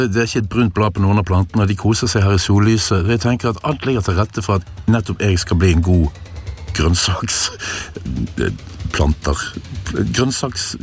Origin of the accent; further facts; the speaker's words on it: Norway; selv om jeg er nordmann.